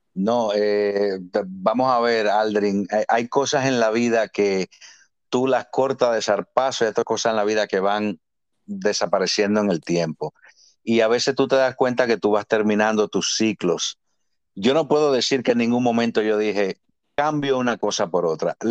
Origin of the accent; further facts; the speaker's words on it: Santo Domingo, Distrito Nacional, Dominican Republic; nací en Ciudad Capital, Santo Domingo en el año 1975, en febrero, del 16 de febrero. Y en la zona de Gascue, donde estaban mis padres en ese tiempo.